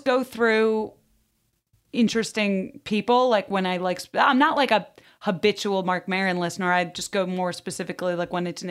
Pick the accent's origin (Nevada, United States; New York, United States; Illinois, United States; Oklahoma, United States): Illinois, United States; Highland Park; I grew up in Highland Park, which is like where a lot of Ferris Bueller was filmed.